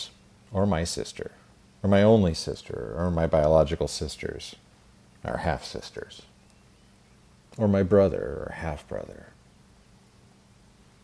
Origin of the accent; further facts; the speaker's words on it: Twin Falls, Idaho, United States; I was born in Twin Falls, Idaho at the Magic Valley Regional Medical Center on April 15th, 1974